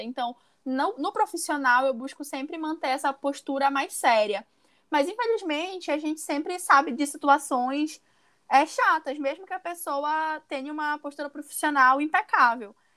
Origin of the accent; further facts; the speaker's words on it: Pará, Brazil; sou do Pará